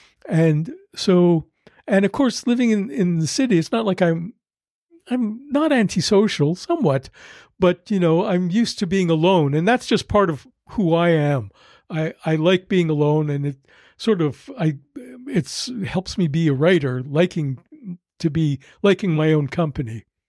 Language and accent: English; Montreal, Quebec, Canada; I mean, I grew up on Montreal, but it's not like that.